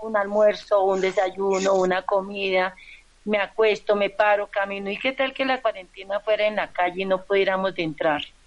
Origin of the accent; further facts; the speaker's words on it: Santander, Colombia; Yo soy de, de Santander Nacional